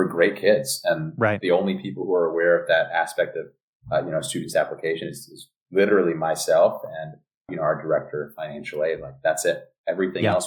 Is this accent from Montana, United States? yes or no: no; New York City, New York, United States; moved away as an adult; also born or lived in Ojai, California / San Francisco, California; now in Los Angeles, United States; born and raised in the Bronx